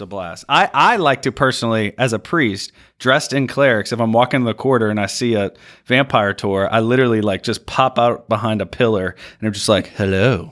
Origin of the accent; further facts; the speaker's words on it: Louisiana, United States